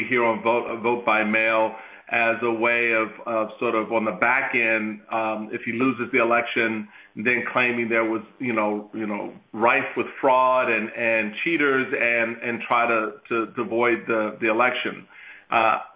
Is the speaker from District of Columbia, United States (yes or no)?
yes; Washington, District of Columbia, United States; also born or lived in Maryland; I grew up in Washington, D.C.